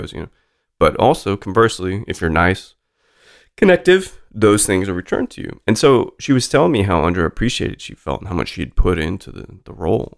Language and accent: English; Salt Lake City, Utah, United States; when I was growing up in Salt Lake City